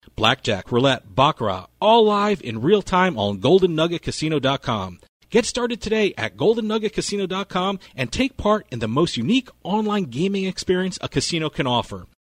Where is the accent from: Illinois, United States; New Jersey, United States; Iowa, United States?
New Jersey, United States; born and bred in Jersey like me